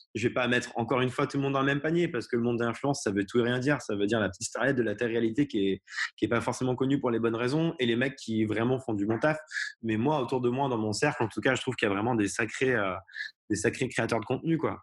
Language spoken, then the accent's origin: French; Haute-Loire, Auvergne-Rhône-Alpes, France; also born or lived in Lisbon, Portugal; now in Paris, France; je viens de Haute-Loire